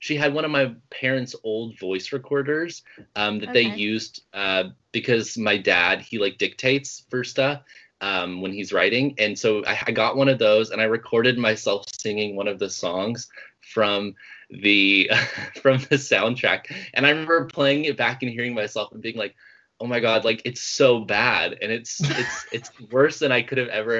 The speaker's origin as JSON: {"language": "English", "region": "Oklahoma", "country": "United States", "tie": "born or raised there", "moved": "as an adult", "lives_now": "California, United States", "said": "I grew up in Oklahoma. I lived there and didn't move out to California until I was 18."}